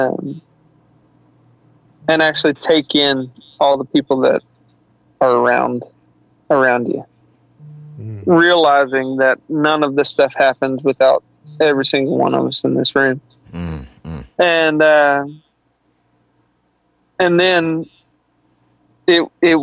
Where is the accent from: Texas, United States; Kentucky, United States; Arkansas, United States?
Arkansas, United States; I'm from Arkansas, so our professional team is the Razorbacks.